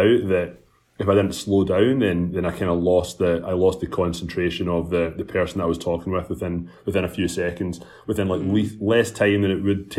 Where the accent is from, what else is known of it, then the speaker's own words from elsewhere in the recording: Glasgow, Scotland, United Kingdom; moved away as an adult; now in Toronto, Canada; But yeah, I'm from Scotland. Was born and raised in Glasgow in the United Kingdom, Scotland. I came to Canada, Toronto, when I was 22 to play rugby for a summer.